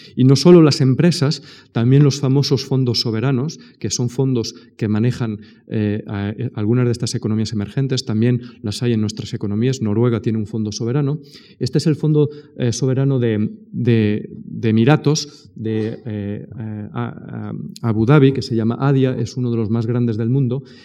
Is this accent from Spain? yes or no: yes; Spain; soy español